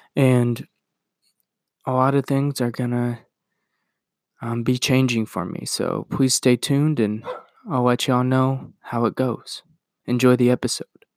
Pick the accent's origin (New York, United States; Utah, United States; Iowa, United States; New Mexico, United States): Iowa, United States; I'm gonna move from Iowa, where I was born and raised, and where I've grown up and lived for twenty-two years